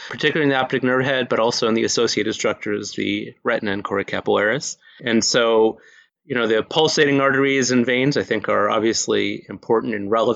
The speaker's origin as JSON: {"language": "English", "town": "Houston", "region": "Texas", "country": "United States", "tie": "born or raised there", "moved": "as an adult", "lives_now": "Maryland, United States", "said": "I grew up in Houston, Texas"}